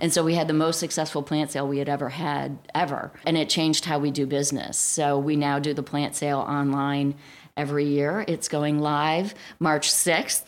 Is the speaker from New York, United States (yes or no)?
no; Cleveland, Ohio, United States; also born or lived in Alabama / Florida / Baltimore / Cincinnati; now in New Jersey, United States; I grew up in Cleveland, Ohio